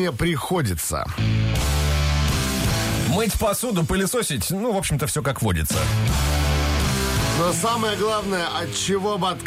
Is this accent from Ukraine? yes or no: no; Moscow, Russia; Я из Москвы.